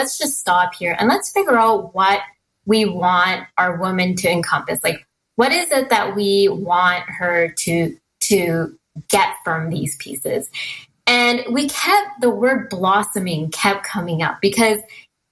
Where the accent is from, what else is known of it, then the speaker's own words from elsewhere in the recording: Merritt, British Columbia, Canada; I grew up in a very small town called Merritt, BC